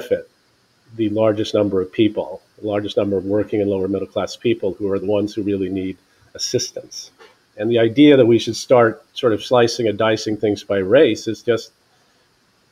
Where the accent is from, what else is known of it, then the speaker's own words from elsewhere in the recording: Silver Spring, Maryland, United States; I grew up around where I am now in Silver Spring, Maryland